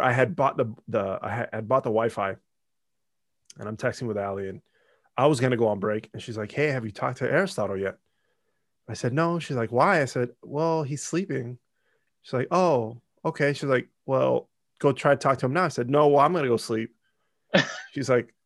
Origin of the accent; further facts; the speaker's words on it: Montclair, California, United States; I grew up in Montclair